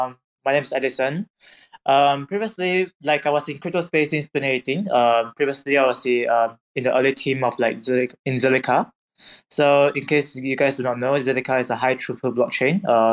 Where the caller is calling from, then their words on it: Singapore; I'm calling from Singapore.